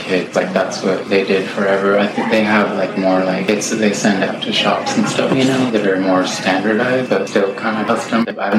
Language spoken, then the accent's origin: English; Washington, United States; born or raised there; also born or lived in Hawaii / Moxee, Washington / suburbs of Seattle